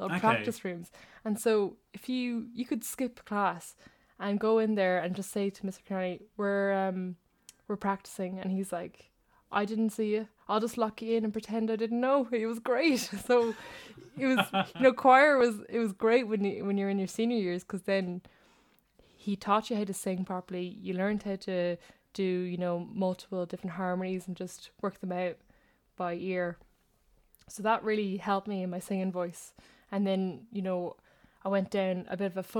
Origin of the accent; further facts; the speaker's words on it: Wexford, Leinster, Ireland; also born or lived in Dublin; I was born in Dublin, the capital, and then we moved to Wexford